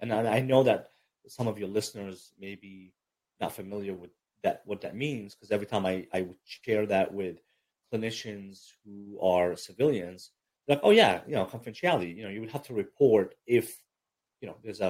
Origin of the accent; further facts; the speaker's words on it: Brooklyn, New York, United States; also born or lived in Egypt; I mean, like I said, I grew up in Egypt and then in Brooklyn, New York, was raised.